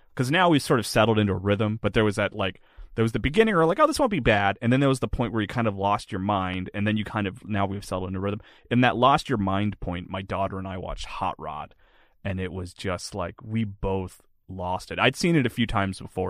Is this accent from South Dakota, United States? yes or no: no; Florence, South Carolina, United States; moved away; I grew up in South Carolina